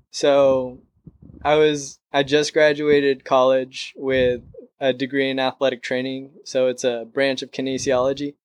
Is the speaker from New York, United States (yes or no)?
no; San Diego, California, United States; moved away as an adult; now in Los Angeles, United States; I was born and raised in San Diego.